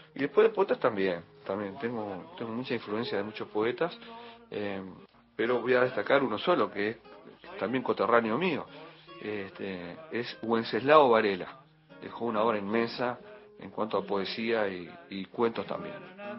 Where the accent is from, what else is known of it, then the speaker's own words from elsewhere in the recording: San José de Mayo, San José, Uruguay; soy uruguayo, cantautor, guitarrista, profesor de guitarra nacido en una ciudad que se llama San José de Mayo